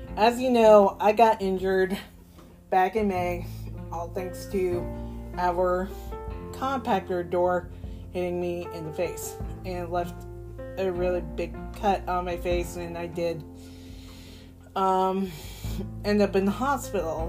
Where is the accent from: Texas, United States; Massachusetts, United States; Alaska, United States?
Massachusetts, United States; Boston; I was born in Boston